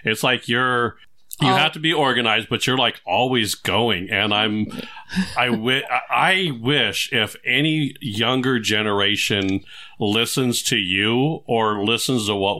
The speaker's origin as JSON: {"language": "English", "region": "California", "country": "United States", "tie": "born or raised there", "said": "I grew up in California"}